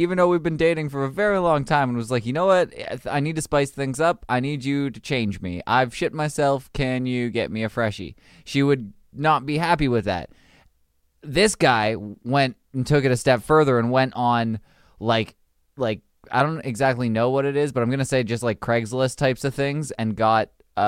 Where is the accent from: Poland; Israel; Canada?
Canada; I'm Canadian